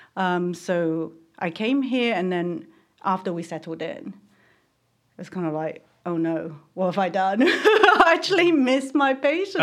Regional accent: Taiwan; moved away; I grew up in Taiwan where they, you know, pesticides everywhere

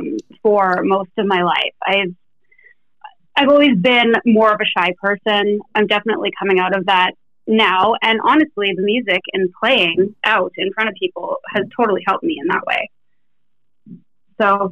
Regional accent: Sudbury, Ontario, Canada; I actually went to a really cool high school. This is in Canada, by the way. I'm Canadian

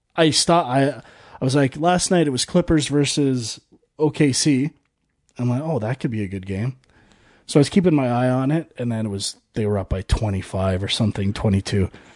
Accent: Canada; I am a Canadian

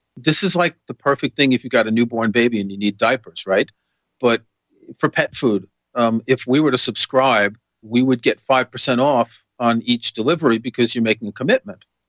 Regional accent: New York City, New York, United States; moved away as an adult; also born or lived in France / Norway; I grew up in New York City

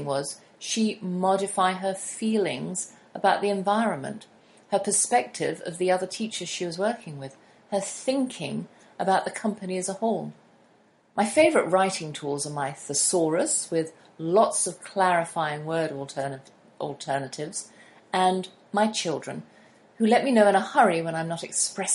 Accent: United Kingdom; I'm a British homeschooler with her own radio show

